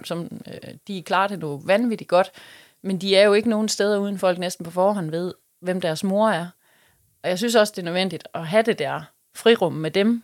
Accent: West Funen, Southern Denmark, Denmark; now in Odense, Denmark; jeg er fra Fyn. Jeg er ja. ude fra Vestfyn af oprindeligt

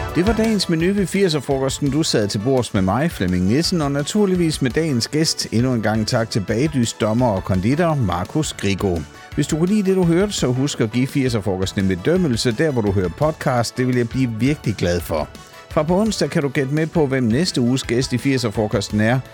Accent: Southern Jutland, Southern Denmark, Denmark; det er vist mere sønderjysk, der hvor jeg kommer fra

